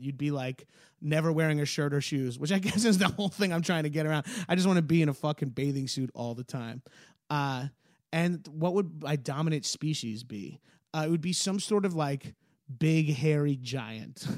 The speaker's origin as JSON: {"language": "English", "area": "Long Island", "region": "New York", "country": "United States", "said": "I'm a New Yorker. I'm from Long Island"}